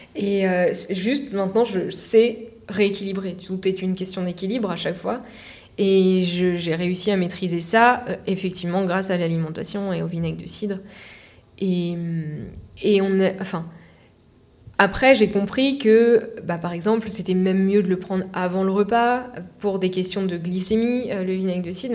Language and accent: French; Normandy, France; je suis de Normandie